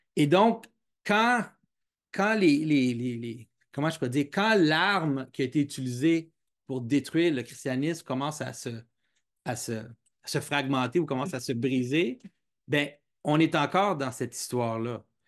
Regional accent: Quebec, Canada; je, suis, québécois, j'ai grandi au Québec

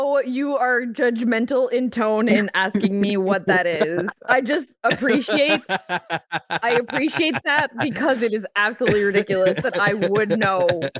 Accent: Canada; I mean, I'm French Canadian. It's all tradition.

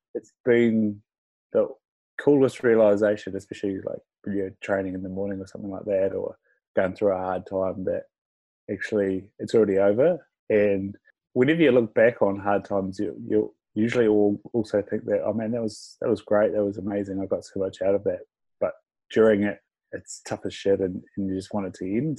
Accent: Invercargill, Southland, New Zealand; I'm from Invercargill, so we sort of lived in a small house till I was about four. And then we moved out to a semi-rural area of Invercargill

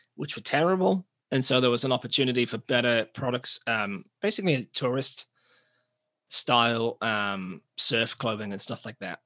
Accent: England, United Kingdom; moved away as an adult; now in New Zealand; we're from England, but we're living in New Zealand

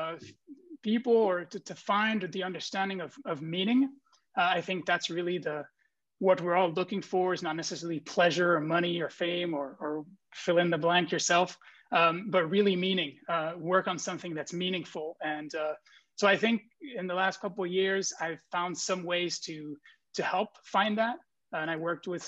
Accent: Brussels, Brussels-Capital Region, Belgium; moved away as an adult; now in San Francisco, United States; I'm originally from Brussels, Belgium. And like I said, I moved to San Francisco around 5 years ago

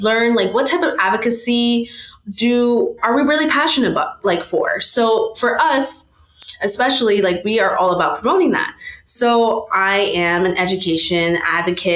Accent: Fort Lauderdale, Florida, United States; I am from Fort Lauderdale, Florida

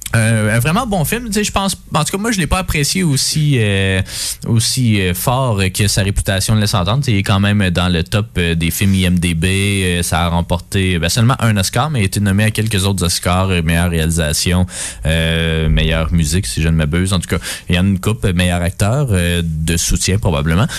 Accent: Quebec, Canada; tous les Québécois, on, ressent

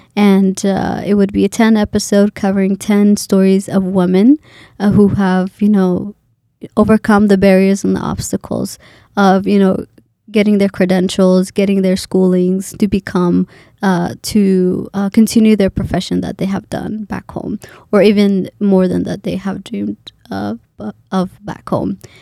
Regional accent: Boise, Idaho, United States; moved away as an adult; also born or lived in Kenya; now in Minnesota, United States; for Idaho, even though it's my hometown, I'm from here

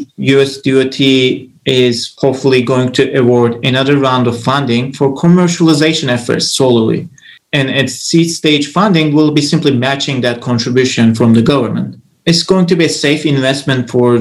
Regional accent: Turkey; moved away as an adult; now in Orlando, United States; I grew up in Turkey. I moved to the United States to study my PhD 6 years ago.

